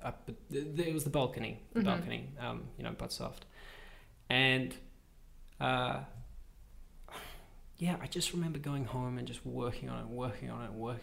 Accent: Pietermaritzburg, KwaZulu-Natal, South Africa; now in Sydney, Australia; I grew up in South Africa in a little agricultural town called Pietermaritzburg or Umgungundlovu.

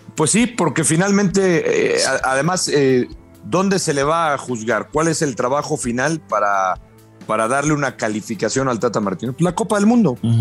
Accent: Mexico

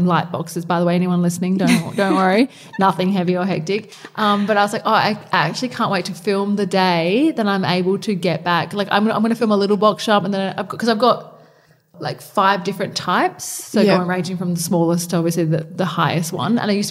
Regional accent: Adelaide, South Australia, Australia; we're from Adelaide

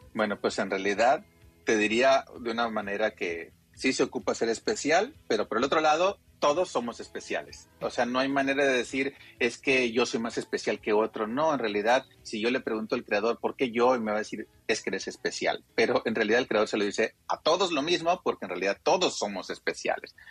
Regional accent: Sinaloa, Mexico; yo tengo 44 años, soy de Sinaloa.

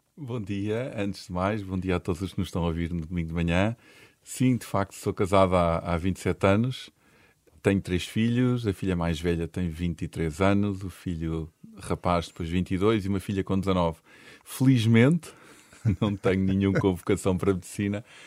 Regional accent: Portugal; nós em Portugal

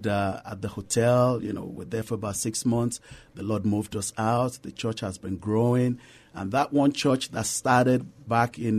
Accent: Nigeria; moved away as an adult; now in San Antonio, United States; I'm originally from Nigeria

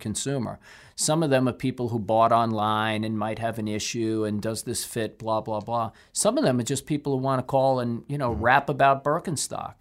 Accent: Brooklyn, New York, United States; I'm a guy from Brooklyn

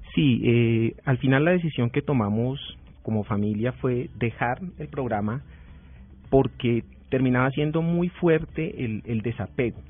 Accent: Huila, Colombia; yo soy huilense

